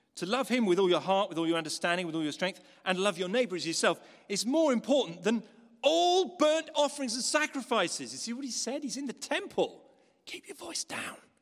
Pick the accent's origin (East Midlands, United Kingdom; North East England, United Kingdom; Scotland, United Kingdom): North East England, United Kingdom; Newcastle; When I was a kid, growing up in Newcastle